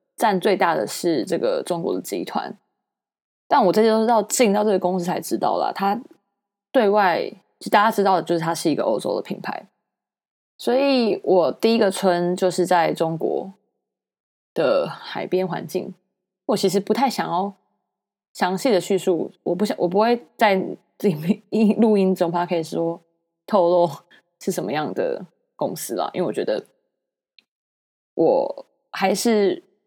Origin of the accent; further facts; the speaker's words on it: Taiwan; moved away as an adult; 大家同样来自台湾，就是同样来自同一个国家